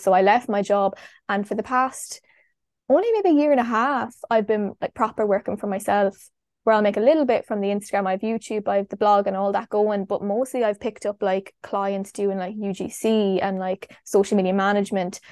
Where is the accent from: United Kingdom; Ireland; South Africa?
Ireland; Longford, Leinster; moved away; also born or lived in Galway / Kerry; I'm from Longford